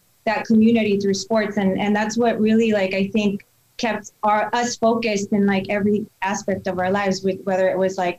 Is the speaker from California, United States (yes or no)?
yes; Salinas, California, United States; moved away; I was born and raised in Salinas